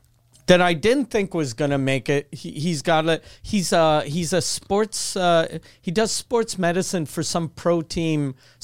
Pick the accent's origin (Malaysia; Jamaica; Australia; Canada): Canada; since we're Canadian